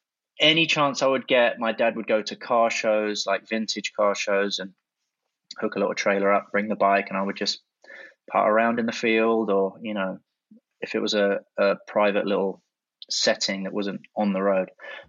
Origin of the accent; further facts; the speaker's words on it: London, United Kingdom; I grew up in South London. I had kind of an unusual upbringing.